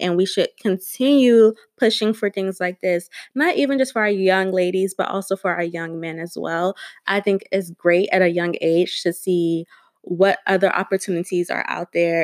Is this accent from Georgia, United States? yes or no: yes; Georgia, United States; also born or lived in Delaware; now in Maryland, United States; I am originally from Georgia, then I moved to Delaware